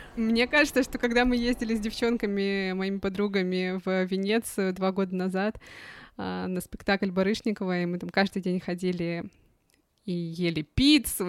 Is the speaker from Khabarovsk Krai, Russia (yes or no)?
yes; Khabarovsk, Khabarovsk Krai, Russia; moved away as an adult; also born or lived in Moscow / Shanghai; now in Germany; про детство, понимаешь, и про юность мою, и про мою малую родину